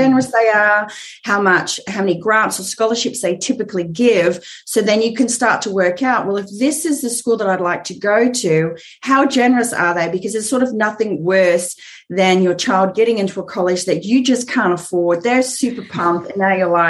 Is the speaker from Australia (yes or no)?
yes; Australia; moved away as an adult; now in Southern California, United States; you could tell by the accent that I live in Southern California, but I'm actually Australian